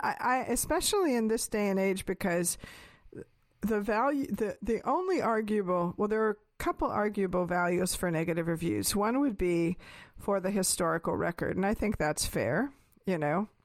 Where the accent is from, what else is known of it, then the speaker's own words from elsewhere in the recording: West Coast, United States; moved away; also born or lived in Pacific Northwest / Northern California / New York; growing up on the West Coast, and especially Pacific Northwest and then Northern California